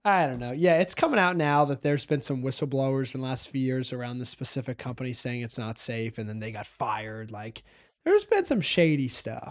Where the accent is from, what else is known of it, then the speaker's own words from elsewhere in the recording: United States; I do say a lot of things different 'cause I am from South Hill